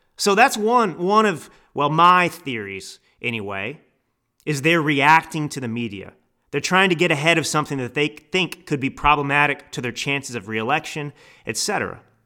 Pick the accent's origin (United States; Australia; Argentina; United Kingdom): United States; Texas; I grew up in Texas